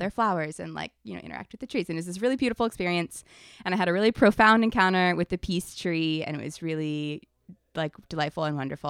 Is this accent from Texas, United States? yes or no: no; Ohio, United States; moved away; we went back to my hometown in Ohio